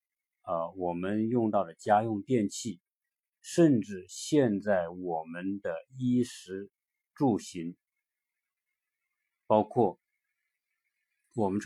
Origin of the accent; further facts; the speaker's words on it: China; 我我们作为一个中国人也是蛮自豪，